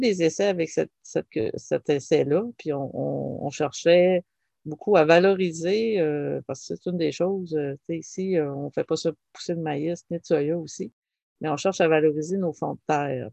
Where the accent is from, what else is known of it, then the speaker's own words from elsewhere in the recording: Dijby, Quebec, Canada; j'ai été élevée à Dijby, qui est frontalier à, au Nouveau-Brunswick